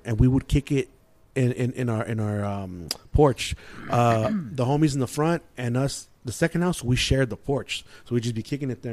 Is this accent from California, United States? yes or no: yes; San Gabriel, California, United States; I grew up in San Gabriel